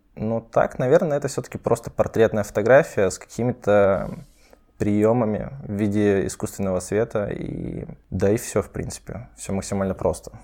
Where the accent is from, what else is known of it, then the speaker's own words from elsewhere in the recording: Surgut, Khanty-Mansi Autonomous Okrug, Russia; now in Saint Petersburg, Russia; я с провинциального городка Сургут